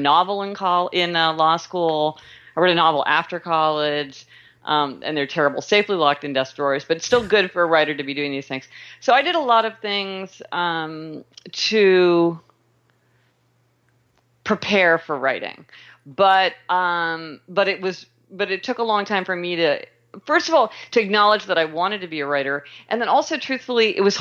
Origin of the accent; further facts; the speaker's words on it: Kansas City, Missouri, United States; I was born in Kansas City, Missouri